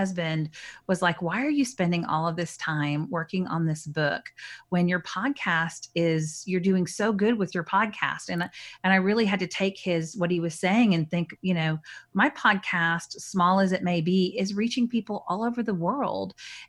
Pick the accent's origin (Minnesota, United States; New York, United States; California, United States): Minnesota, United States; born there; also born or lived in North Dakota / Texas; now in Dallas, United States; So I was born in Minnesota and then moved to North Dakota and then moved to Texas and lived in the Woodlands, which is a suburb of Houston, not very far from my home now.